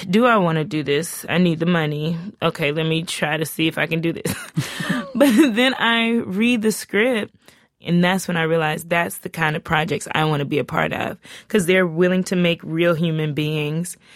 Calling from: Oakland, California, United States; I'm from Oakland, California.

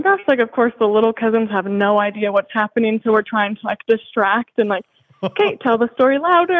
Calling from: Washington, United States; I live in Tri-Cities, Washington.

